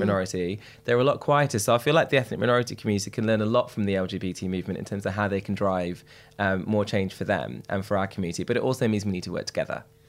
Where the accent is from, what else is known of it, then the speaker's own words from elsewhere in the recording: Derby, East Midlands, United Kingdom; I'm from Derby, which people are most horrified with when I tell them